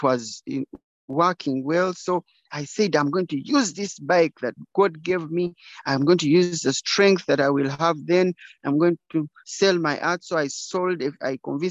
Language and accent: English; Kabale, Western Region, Uganda; I was born in Kabale, and my parents died when I was young. So I was raised by community